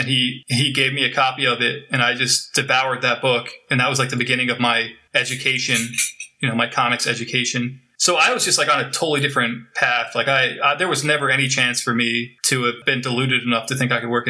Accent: New Jersey, United States; born there; moved away; Well, I was born in New Jersey.

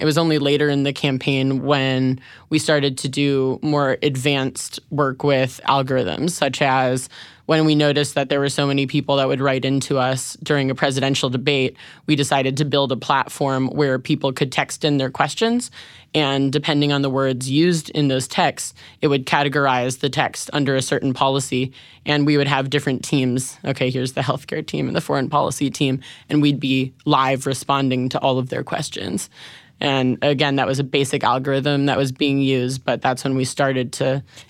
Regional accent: Chicago, Illinois, United States; So I'm from Chicago.

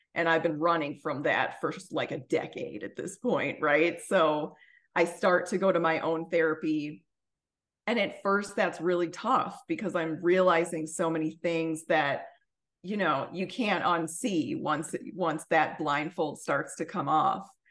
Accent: suburbs of Chicago, Illinois, United States; moved away; also born or lived in Washington, D.C.; where I'm from, which is the suburbs of Chicago

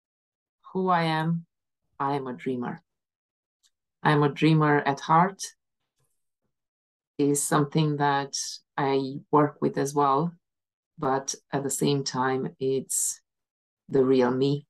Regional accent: Romania; moved away as an adult; also born or lived in England / Aberdeen / Inverness; now in Scotland; back home, in my home country, in Romania

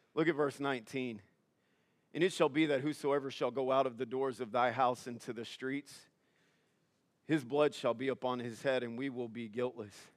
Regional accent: Louisiana, United States; moved away; I'm from Louisiana.

